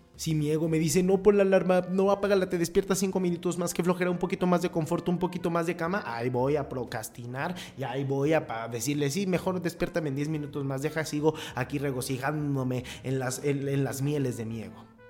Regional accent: Mexico; yo soy imputual porque soy mexicano

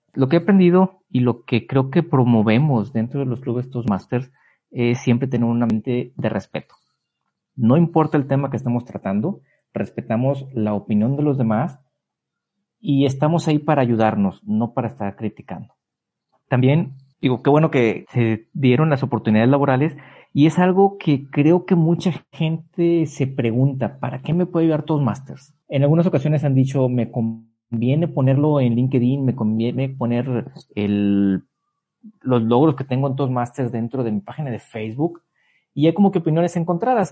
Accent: Mexico; me empecé a hacer turista en mi país

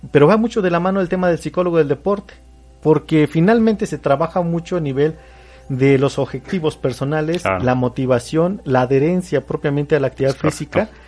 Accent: Mexico; como mexicanos

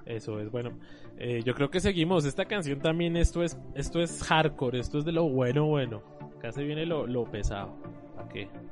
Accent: Colombia; nosotros como colombianos

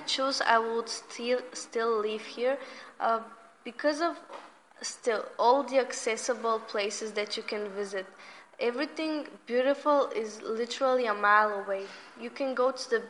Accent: Romania; now in Dobrich, Bulgaria; I am from Romania.

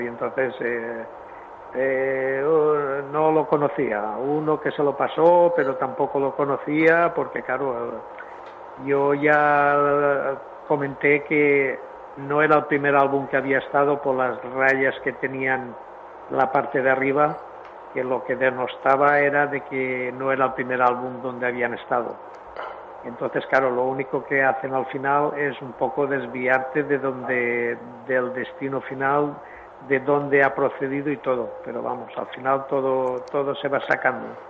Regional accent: Villarreal, Valencian Community, Spain; mi pueblo de Villarreal

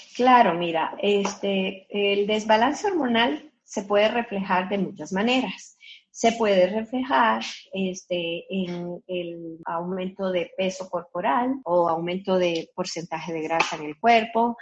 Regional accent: Colombia; now in Guadalajara, Mexico; soy de Colombia, nacida en Colombia, pero ya tengo 40 años viviendo aquí en Guadalajara, México

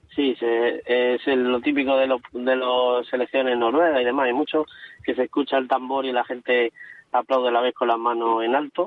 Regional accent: Cartagena, Region of Murcia, Spain

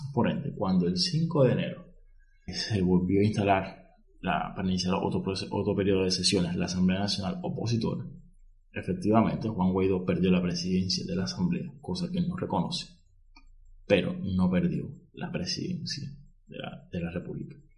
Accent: Cuba; soy cubano, estoy en Cuba

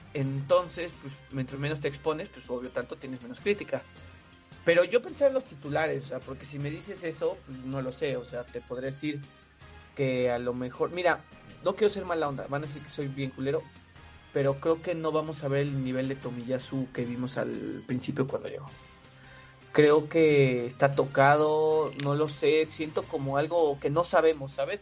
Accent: Mexico; somos mexicanos

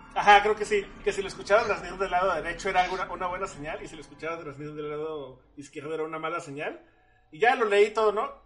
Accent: Mexico; aquí en México

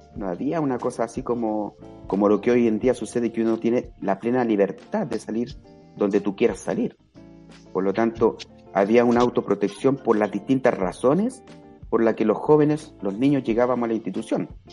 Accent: Santiago, Santiago Metropolitan Region, Chile; moved away; also born or lived in Punta de Tralca; yo soy santiaguino, nacido en Santiago

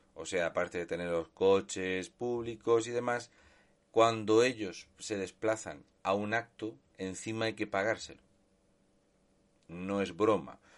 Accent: Region of Murcia, Spain; un murciano encabronado

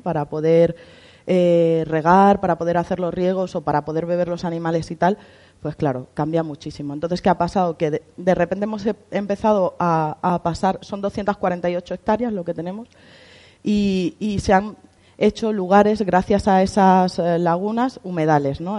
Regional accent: Villanueva de la Vera, Extremadura, Spain; Venimos de Extremadura, somos de Cáceres. Yo soy de Villanueva de la Vera.

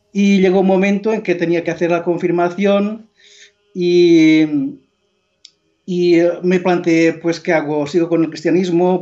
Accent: Mallorca, Balearic Islands, Spain; Spanish is a second language; now in Montserrat, Spain; yo soy originario de Mallorca, nací en un pueblo pequeño cerca de Manacor, que se llama Son

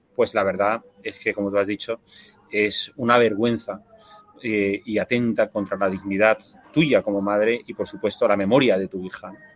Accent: Spain

